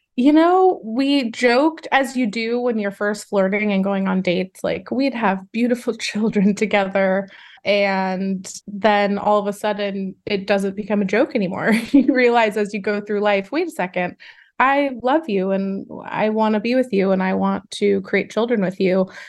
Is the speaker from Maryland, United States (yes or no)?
no; Los Angeles, California, United States; I'm born and raised in Los Angeles, California